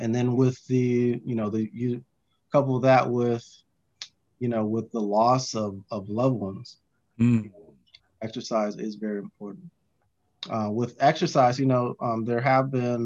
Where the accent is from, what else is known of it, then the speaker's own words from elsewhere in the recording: California, United States; now in North Carolina, United States; I'm originally from California. Moved to North Carolina, where I currently reside